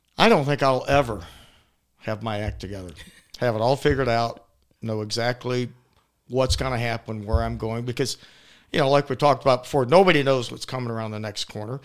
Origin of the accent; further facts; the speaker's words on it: Atlanta, Georgia, United States; I am born and raised in Atlanta, downtown Atlanta, Saint Joseph's Hospital.